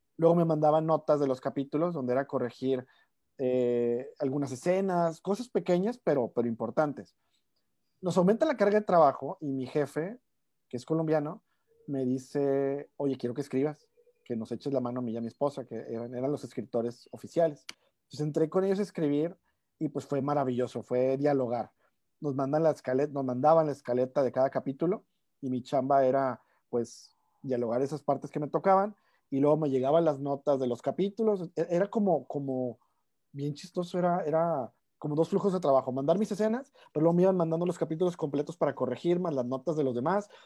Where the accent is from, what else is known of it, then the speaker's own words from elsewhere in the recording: Monterrey, Nuevo León, Mexico; somos eh, tres regios los que estamos escribiendo